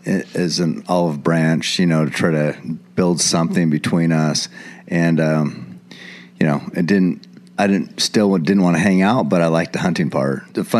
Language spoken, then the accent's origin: English; Eugene, Oregon, United States; I was born and raised right here in Eugene, Oregon. Lived here my whole life.